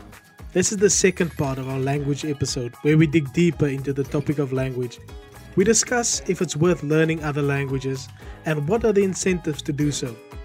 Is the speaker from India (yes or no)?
no; South Africa; first language Afrikaans; English is a second language; now in United Kingdom; I'm a South African currently living in the United Kingdom.